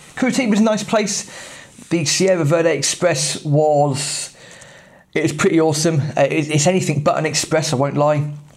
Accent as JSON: {"language": "English", "region": "England", "country": "United Kingdom", "said": "As an English football fan"}